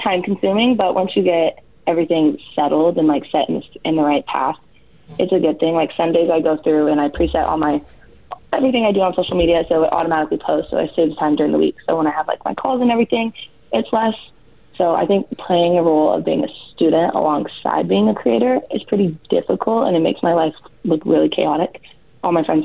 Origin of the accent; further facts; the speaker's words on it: Corona, California, United States; I'm from Corona, California, located just a little bit outside of Los Angeles.